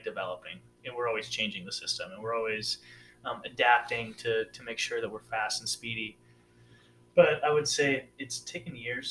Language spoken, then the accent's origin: English; around Fort Lewis, Washington, United States; now in Fort Bragg area, North Carolina, United States; stuff that I grew up with in Washington around Fort Lewis